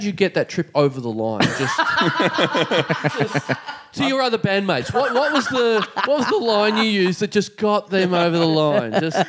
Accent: Melbourne, Victoria, Australia; Hey, good day, mate. I'm from Melbourne.

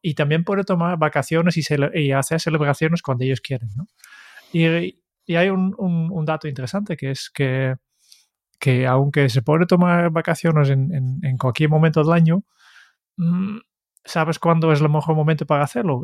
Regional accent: Netherlands; Spanish is a second language; now in Spain; soy, holandés y en Holanda siempre se ha enviado bastante más postales de Navidad

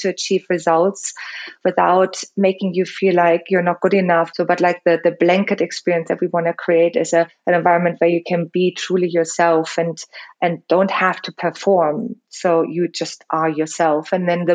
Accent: Germany; English is a second language; moved away as an adult; also born or lived in Los Angeles, United States; now in London, United Kingdom; I'm also like German. So English is my second language.

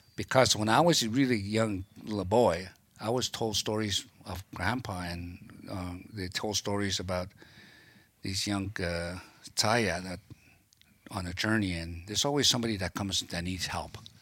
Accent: Rose Prairie, British Columbia, Canada; I grew up around Peterson Crossing in Rose Prairie by Doig, River First Nations area there

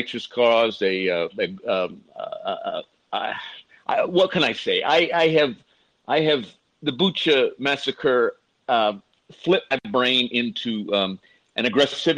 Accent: Ohio, United States; I'm from Ohio.

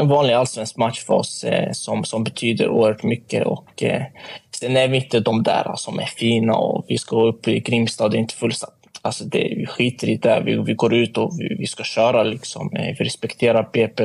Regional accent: Sweden; also born or lived in Motala; jag är uppväxt i Sverige

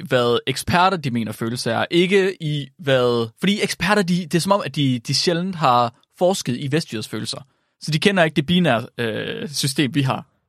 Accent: West Jutlander, Denmark; som vestjyde

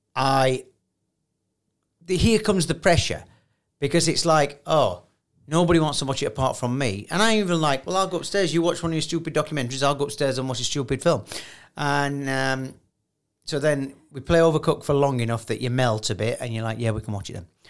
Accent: United Kingdom; I'm too British

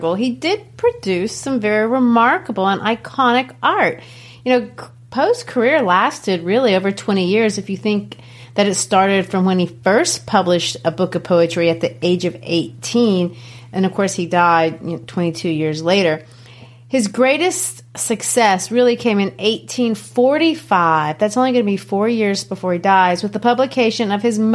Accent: Brazil; now in United States; Growing up in Brazil, of course, we didn't have Halloween

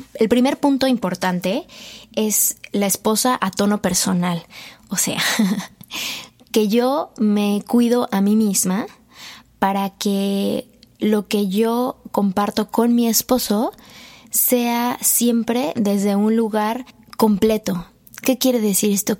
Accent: Mexico; como buen mexicano

